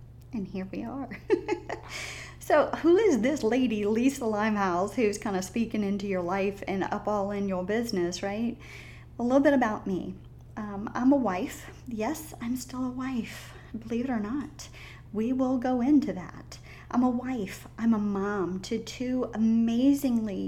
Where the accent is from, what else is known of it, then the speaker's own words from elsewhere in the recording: the South, United States; accent: Southern drawl; I'm a Southern girl. I was raised in the South.